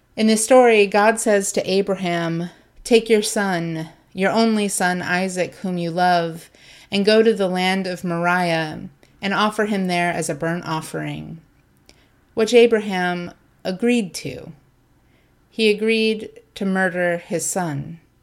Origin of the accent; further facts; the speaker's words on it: Ohio, United States; also born or lived in Southern California; I grew up in a smallish working class town in Ohio. Well, to be fair, I was born in Southern California and moved to Ohio when I was 10. Still, it's home for me